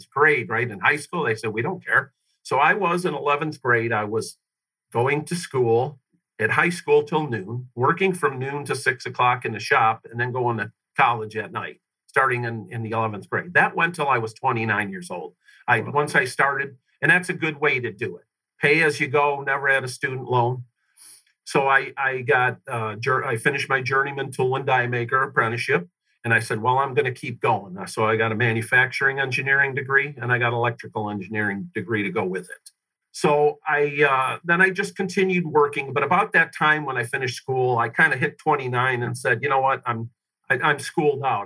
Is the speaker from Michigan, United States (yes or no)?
yes; Detroit, Michigan, United States; I grew up uh, on the uh, west side of Detroit, suburbs there